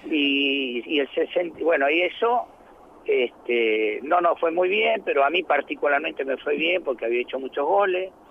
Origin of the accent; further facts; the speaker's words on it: Santiago del Estero, Argentina; moved away as an adult; yo soy de Santiago del Estero